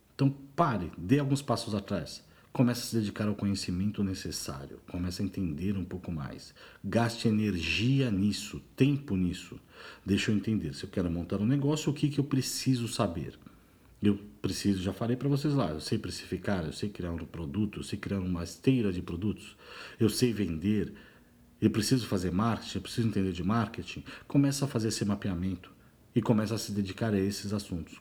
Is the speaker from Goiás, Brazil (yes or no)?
no; São Paulo, Brazil; moved away as an adult; sou nascido e criado em São Paulo